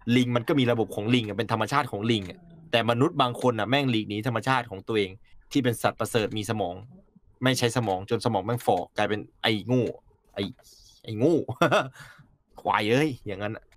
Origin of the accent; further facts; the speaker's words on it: Thailand; ผมถึงต้องเกิดมาในประเทศไทย